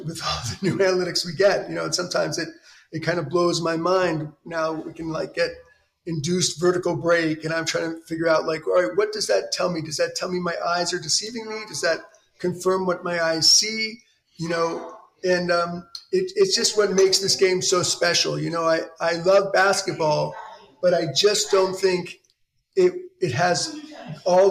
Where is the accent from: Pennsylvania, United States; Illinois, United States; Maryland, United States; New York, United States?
New York, United States; New York City; I grew up in New York City